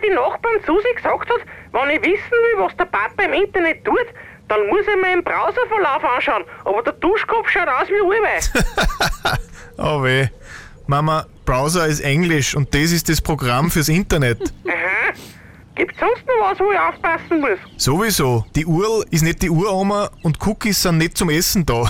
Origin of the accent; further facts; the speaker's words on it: Wels, Upper Austria, Austria; bei uns in Wels